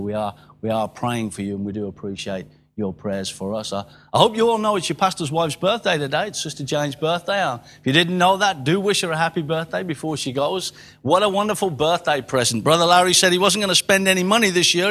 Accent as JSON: {"language": "English", "region": "England", "country": "United Kingdom", "said": "I am an Englishman in England."}